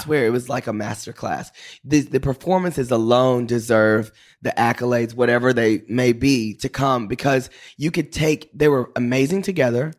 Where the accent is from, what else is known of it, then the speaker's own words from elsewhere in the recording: Paris, Texas, United States; also born or lived in Dallas; I grew up in Paris, Texas.